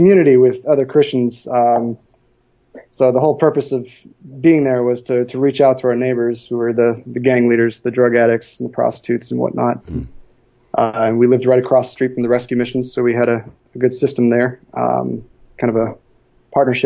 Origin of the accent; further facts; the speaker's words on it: Milwaukee, Wisconsin, United States; moved away as an adult; now in Czech Republic; I was born and raised in Milwaukee, Wisconsin.